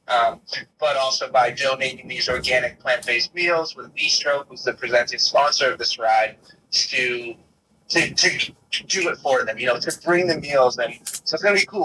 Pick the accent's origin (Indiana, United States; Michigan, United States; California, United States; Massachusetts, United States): Massachusetts, United States; Boston; now in Los Angeles, United States; my hometown in Boston